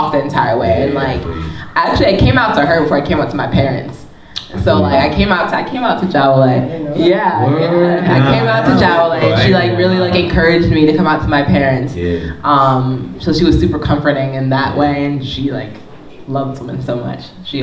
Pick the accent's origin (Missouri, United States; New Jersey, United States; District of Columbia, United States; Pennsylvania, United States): New Jersey, United States; moved away as an adult; also born or lived in Philadelphia; I grew up 20 minutes outside of Harlem in North Jersey